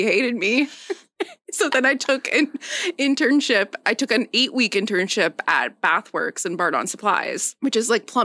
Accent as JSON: {"language": "English", "town": "Timmins", "region": "Ontario", "country": "Canada", "tie": "born or raised there", "also_born_or_lived": "Toronto", "moved": "as an adult", "lives_now": "Belleville, Canada", "said": "I grew up in Timmins"}